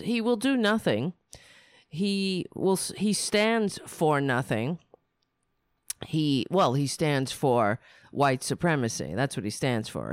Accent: United States; Being an American

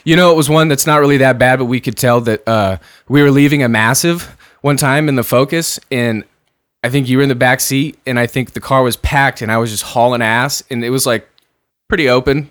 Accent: San Diego, California, United States; when I grew up in San Diego

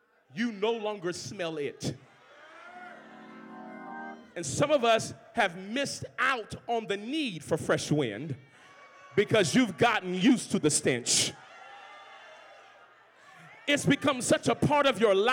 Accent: New Orleans, Louisiana, United States; I'm from the country. I'm from New Orleans, Louisiana, so that's how we talk.

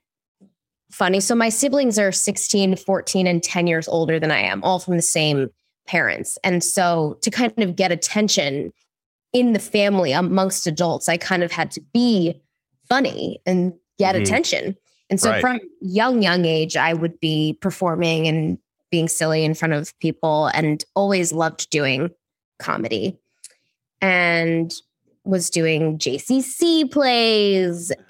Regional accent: West Hartford, Connecticut, United States; now in New York, United States; I'm a real New Yorker, but I was born and raised in West Hartford, Connecticut.

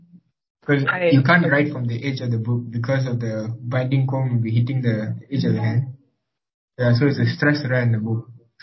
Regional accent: Kuala Lumpur, Malaysia; I'm 19 and I'm Indian from Kuala Lumpur.

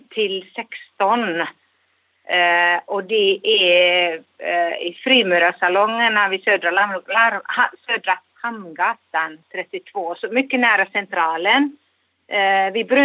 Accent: Finland; now in Gothenburg, Sweden; om vi finländare ska föra vår sak vidare

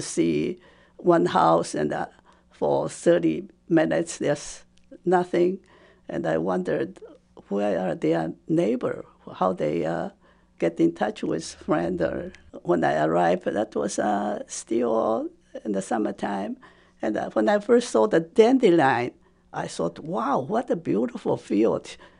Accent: Taipei, Taiwan; first language Japanese; English is a second language; moved away as an adult; also born or lived in Bloomington / Western New England; now in United States; When I was growing up, Taiwan was under Japanese occupation.

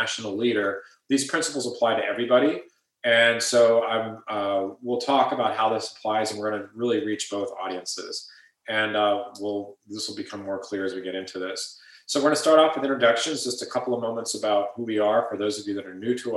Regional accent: Ohio, United States; moved away as an adult; now in California, United States; I grew up in Ohio and moved over to California afterwards

